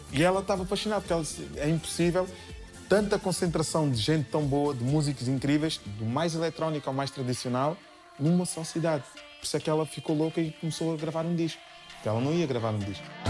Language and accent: Portuguese; Portugal; also born or lived in Cape Verde; gosto de me sentir português e gosto de me sentir cabo-verdiano